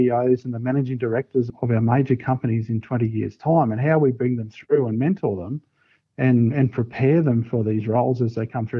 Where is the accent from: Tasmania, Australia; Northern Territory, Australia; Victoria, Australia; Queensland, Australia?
Queensland, Australia; Brisbane; moved away as an adult; also born or lived in New South Wales; move back to Brisbane and come back home again